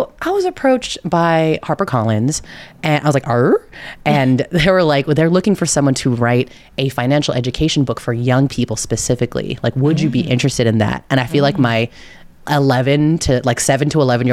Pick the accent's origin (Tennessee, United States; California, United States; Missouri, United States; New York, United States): California, United States; California Bay Area, United States; I am from the California Bay Area. I will say hella at every opportunity.